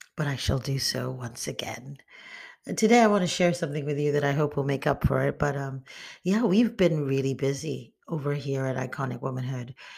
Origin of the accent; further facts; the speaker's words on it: Nigeria; moved away; also born or lived in United States; I'm Nigerian American and I was raised in Nigeria